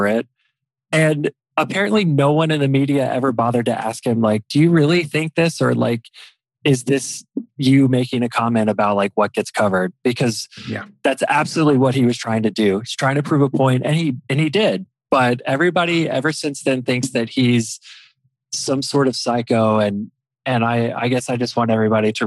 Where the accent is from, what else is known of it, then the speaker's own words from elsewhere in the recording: United States; being American